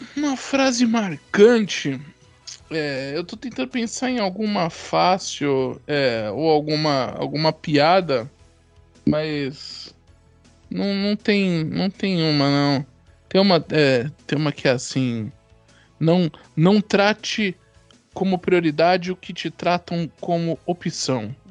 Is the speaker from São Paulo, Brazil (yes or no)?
yes; São Paulo, Brazil; nascido e criado em São Paulo, capital.